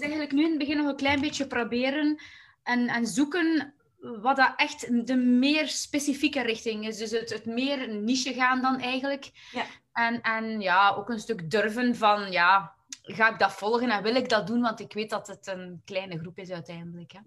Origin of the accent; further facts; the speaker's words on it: Waasland, Flanders, Belgium; ik kom eigenlijk uit het Waasland, dus dat is eigenlijk net in het midden tussen, eh, tussen Antwerpen en Gent in België.